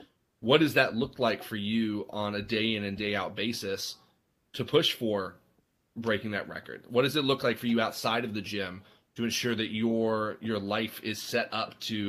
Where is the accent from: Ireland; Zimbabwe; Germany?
Ireland; Dublin, Leinster; I grew up in Ireland, actually. My parents are missionaries. So I grew up in Dublin.